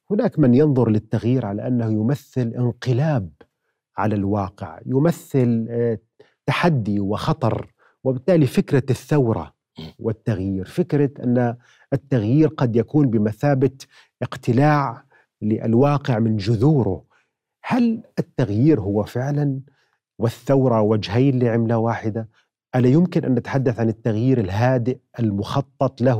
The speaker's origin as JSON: {"language": "Arabic", "country": "Jordan"}